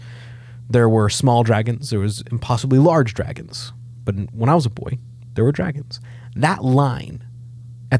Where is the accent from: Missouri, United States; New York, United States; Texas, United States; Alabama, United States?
Missouri, United States; Nixa; Nixon, Missouri, where Jason Bourne is from, is my hometown